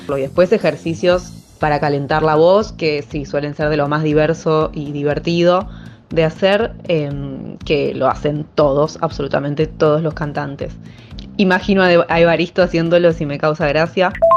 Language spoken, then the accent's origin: Spanish; Córdoba, Argentina; Acá en Argentina, eh, especialmente en Córdoba, de donde vengo